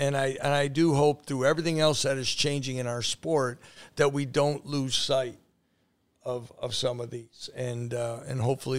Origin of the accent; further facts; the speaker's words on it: Wisconsin, United States; I grew up in Wisconsin, close to Milwaukee.